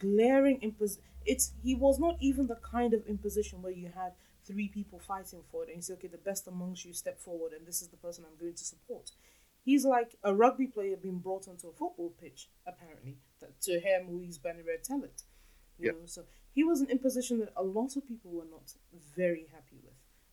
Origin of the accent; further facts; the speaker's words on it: Lagos, Nigeria; I am from Lagos. Lagos Island, to be specific.